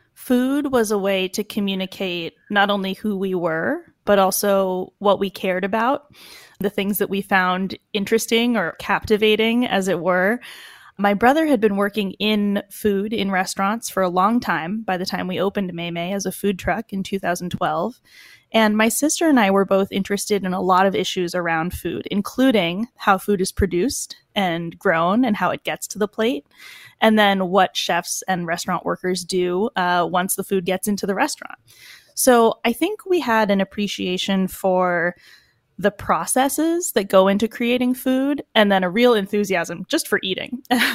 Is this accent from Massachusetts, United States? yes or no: yes; Boston, Massachusetts, United States; we grew up here in Boston with everything being centered around food.